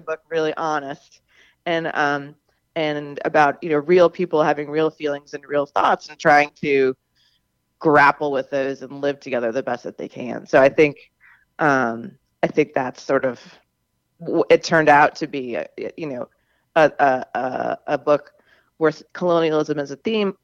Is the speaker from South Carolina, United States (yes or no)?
yes; Charleston, South Carolina, United States; moved away; also born or lived in Namibia; I grew up in Charleston, South Carolina